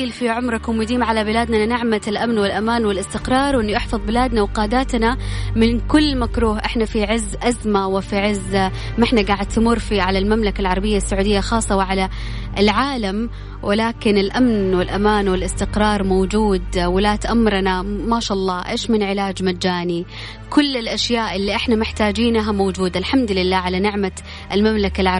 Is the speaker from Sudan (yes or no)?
yes; Sudan; now in Jeddah, Saudi Arabia; أنا من السودان بس ساكن جدة